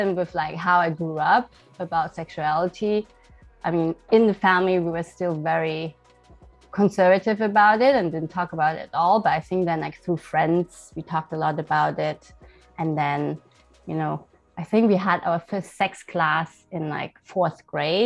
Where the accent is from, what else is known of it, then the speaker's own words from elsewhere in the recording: Germany; moved away as an adult; now in Shanghai, China; I was born and raised in Germany.